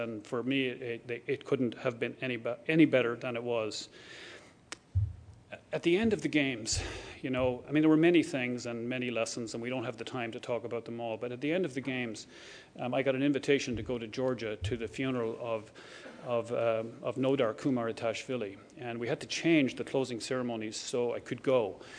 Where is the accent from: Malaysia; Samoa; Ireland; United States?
Ireland; accent: Irish; now in Canada; Irish accent, and I don't believe that there's any other country in the world where a person with my accent could be given a job like this, to be given an opportunity like this.